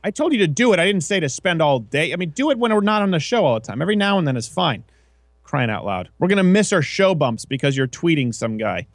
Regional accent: Quebec, Canada; moved away; also born or lived in Michigan; where I was raised in Quebec

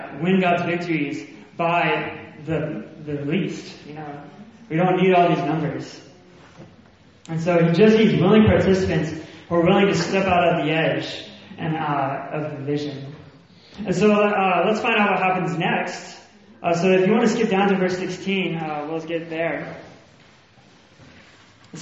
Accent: the South, United States; accent: Southern; moved away as an adult; now in Birmingham, United Kingdom; I have a Southern accent. I'm from the States

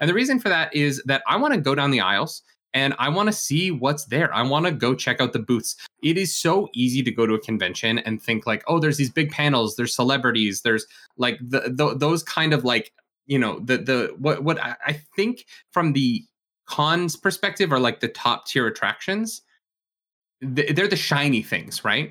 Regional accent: Canada; we are Canadian here, so, uh, we, we say Gouda

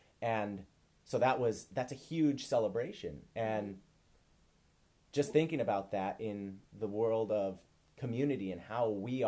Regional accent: Midwest, United States; growing up in the Midwest

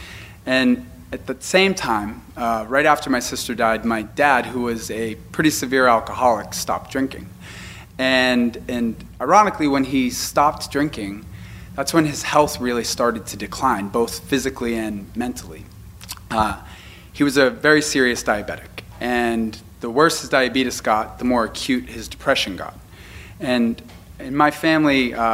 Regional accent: Boston, Massachusetts, United States; I am from Boston

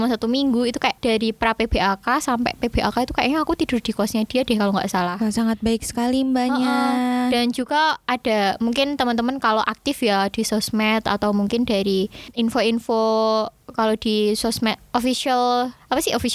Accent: Java, Indonesia; Dan aku juga kan orang Jawa, jadi kalau kayak culture shock gitu nggak terlalu sih, mungkin cuma kayak bahasa culture shock nih.

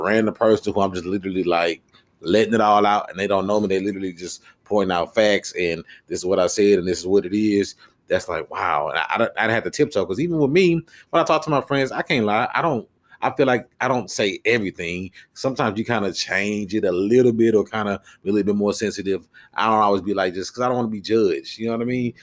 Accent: Houston, Texas, United States; I came from Houston to Dallas

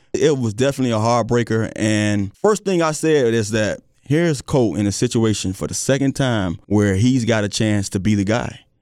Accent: South Florida, United States; now in Virginia, United States; growing up in South Florida

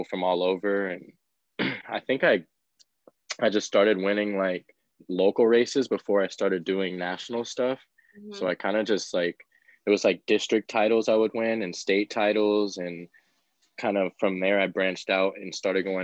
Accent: San Diego, California, United States; I grew up in San Diego and I started racing BMX first

